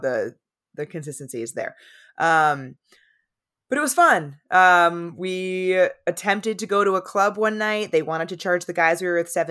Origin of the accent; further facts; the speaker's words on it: San Diego, California, United States; moved away as an adult; I grew up in San Diego